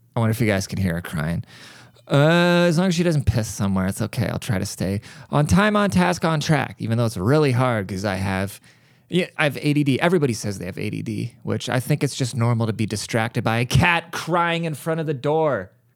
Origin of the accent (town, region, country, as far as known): United States